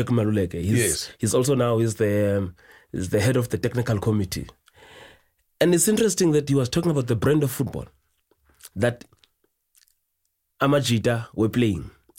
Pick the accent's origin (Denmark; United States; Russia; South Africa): South Africa; It's not something that you identify with as a South African to say, ah, no, that is our game.